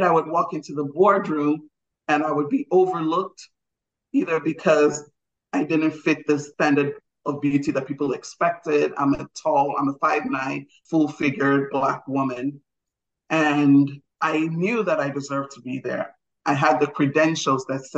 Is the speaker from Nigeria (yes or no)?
yes; Nigeria; I'm Nigerian